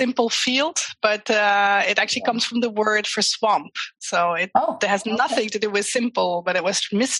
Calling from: Simpelveld, Limburg, Netherlands; English is a second language; Well, a very small place in the Netherlands called Simpelveld.

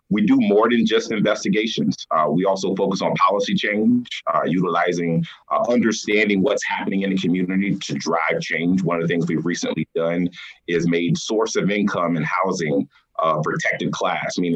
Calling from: Des Moines, Iowa, United States; I'm hitting you from Des Moines, Iowa.

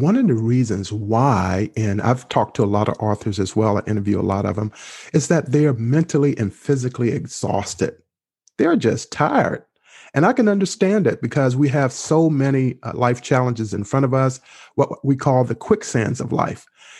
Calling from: Maryland, United States; I am speaking from the lovely area and state of Maryland, which is only about 5 miles from Washington, D.C.

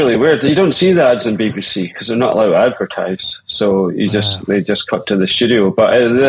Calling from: Glasgow, Scotland, United Kingdom; I'm in Glasgow, not too far away from you guys.

